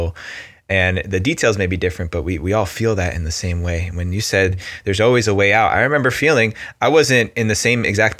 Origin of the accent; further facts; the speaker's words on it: New Jersey, United States; I grew up, you know, growing up in New Jersey